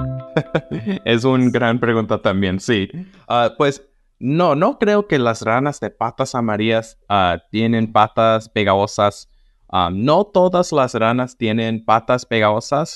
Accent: Southern California, United States; De donde soy, en el sur de California

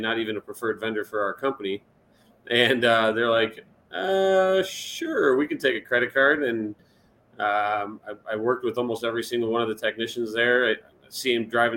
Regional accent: Chicago, Illinois, United States; moved away as an adult; also born or lived in Europe; now in Indianapolis, United States; born and raised in Chicago, live in Indianapolis now or outside of it

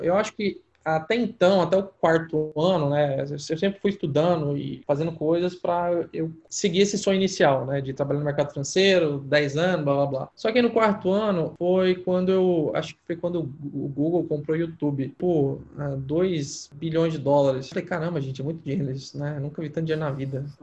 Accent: Goiás, Brazil; moved away; Eu sou goiano, eu vim de uma família, cara, simples

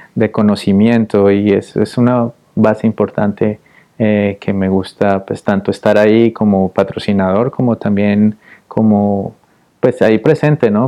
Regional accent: Popayán, Cauca, Colombia; moved away as an adult; also born or lived in Cali, Colombia; now in Austin, United States; yo soy de una ciudad pequeña al sur de Cali, soy de Popayán

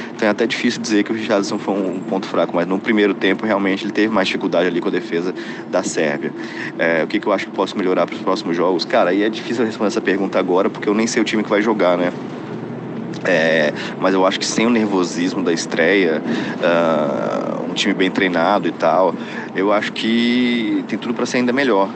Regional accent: Brazil; now in Qatar; eu sou brasileiro

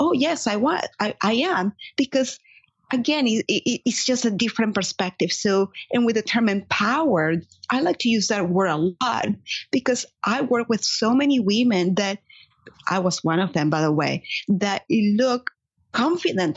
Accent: Caracas, Capital District, Venezuela; English is a second language; moved away as an adult; now in United States; I was born and raised in Caracas, Venezuela.

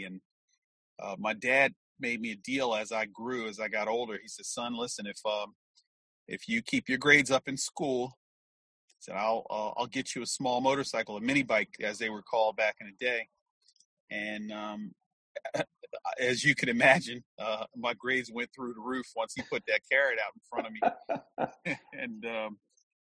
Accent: Philadelphia, Pennsylvania, United States; Grew up in West Philadelphia, born and raised in the United States of America

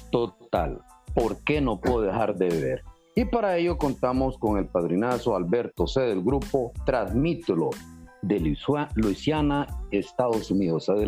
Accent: Tegucigalpa, Francisco Morazán, Honduras; now in Louisiana, United States; Oh, yo soy de Tegucigalpa.

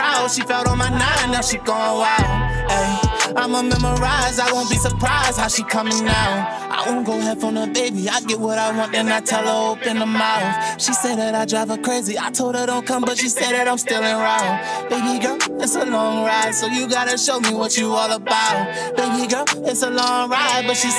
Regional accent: Baltimore, Maryland, United States; I grew up in Baltimore City

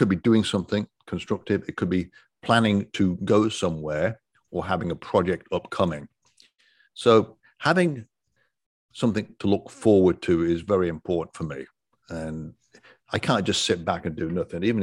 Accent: Coventry, West Midlands, United Kingdom; moved away as an adult; now in Destin, United States; I have an accent because I was born and raised in Coventry, England

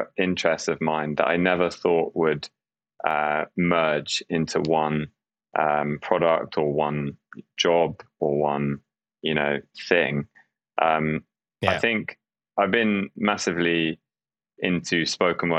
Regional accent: London, United Kingdom; I grew up in London in the UK.

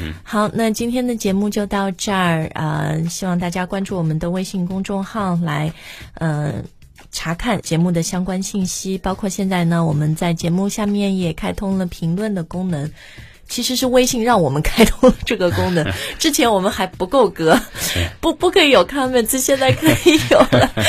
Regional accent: China; moved away as an adult; also born or lived in Sydney, Australia; 我是中国人

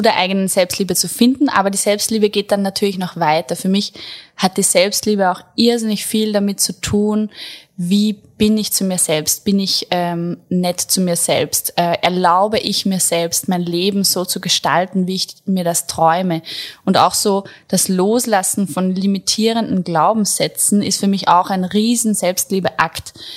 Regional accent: Attersee, Upper Austria, Austria; moved away; Ich komme eigentlich aus Oberösterreich, vom Attersee. Hab dort mit 16, ich habe die Schule abgebrochen, habe dann eine Friseurlehre gemacht

